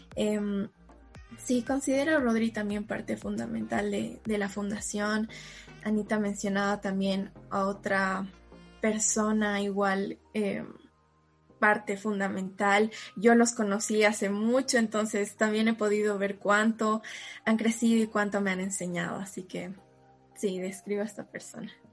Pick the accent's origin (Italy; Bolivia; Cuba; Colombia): Bolivia; Cochabamba; soy de Cochabamba